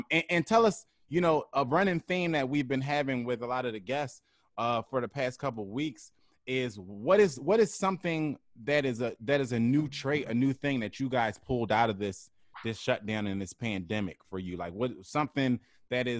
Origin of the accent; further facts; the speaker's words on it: Philadelphia, Pennsylvania, United States; my hometown of Philly